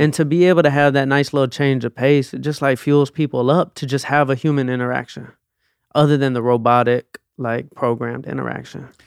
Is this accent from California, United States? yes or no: no; Atlanta, Georgia, United States; I grew up in Atlanta.